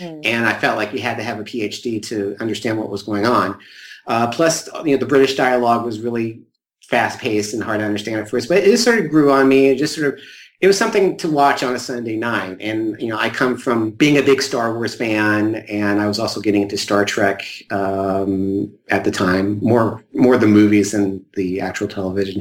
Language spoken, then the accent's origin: English; Southern Illinois, United States; I'm actually from Southern Illinois, not too far from St. Louis